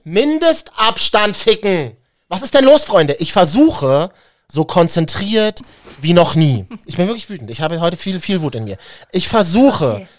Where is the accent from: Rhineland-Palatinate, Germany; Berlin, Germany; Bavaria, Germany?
Berlin, Germany; Ich bin ja in Berlin-Neukölln zur Schule gegangen